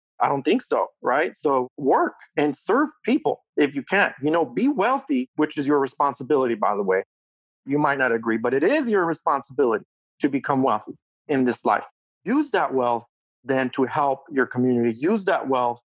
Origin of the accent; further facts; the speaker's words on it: Mexico; also born or lived in California; now in United States; I was born in Mexico. I came here as a what we call a voluntary minority, right? My mom and brought my sister to California when my dad was already in California at the time. We crossed the border early 1980s.